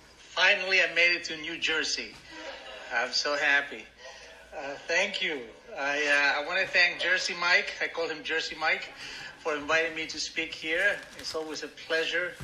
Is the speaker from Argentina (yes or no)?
yes; Argentina; English is a second language; moved away as an adult; now in United States; My father was an Arab, my mother was an Italian, and I was born in Argentina